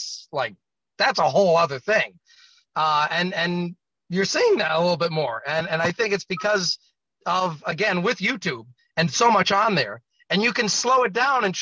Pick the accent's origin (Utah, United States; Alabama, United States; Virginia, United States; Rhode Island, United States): Rhode Island, United States; my home state of Rhode Island